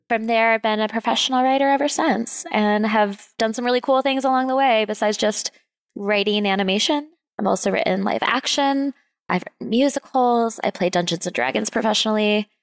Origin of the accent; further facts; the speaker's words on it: Rochester, New York, United States; moved away as an adult; also born or lived in Syracuse, New York; I come from upstate New York. That's where I was born and raised